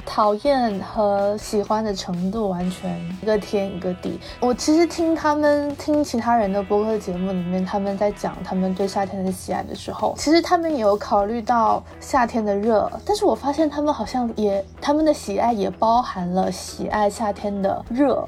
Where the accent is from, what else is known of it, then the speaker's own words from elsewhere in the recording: southern China, China; 我们两个作为南方人，对夏天就是深有体会